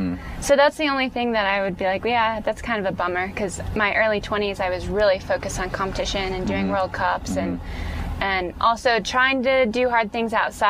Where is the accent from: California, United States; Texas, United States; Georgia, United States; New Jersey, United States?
Georgia, United States; Atlanta; also born or lived in Colorado; No, I grew up in Atlanta. Yeah.